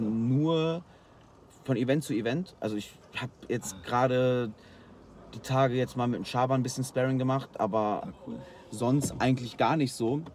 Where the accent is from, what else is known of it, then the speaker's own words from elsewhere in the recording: Rheine, North Rhine-Westphalia, Germany; ich komme bei uns aus Rheine